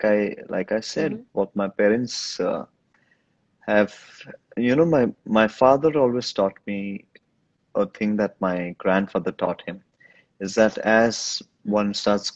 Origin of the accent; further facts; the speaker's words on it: India; first language Hindi; English is a second language; but I love speaking in my Hindi language. That's my native language. That's my mother tongue.